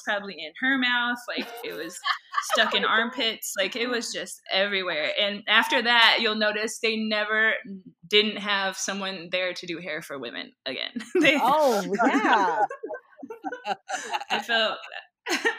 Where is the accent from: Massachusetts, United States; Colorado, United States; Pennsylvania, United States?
Colorado, United States; Boulder; also born or lived in Minnesota; I grew up in Boulder, Colorado, but that's where we spent our holidays and summers